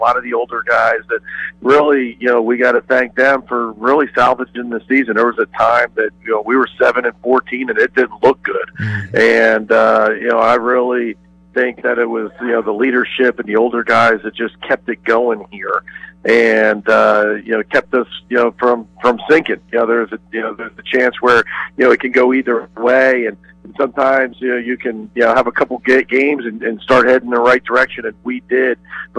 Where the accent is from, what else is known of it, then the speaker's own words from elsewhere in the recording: Clearwater, Florida, United States; moved away; I grew up in South Florida, Clearwater, St. Pete area, Tampa Bay, which, is on the other coast, on the Gulf Coast. Probably about a 4.5 hour ride from here.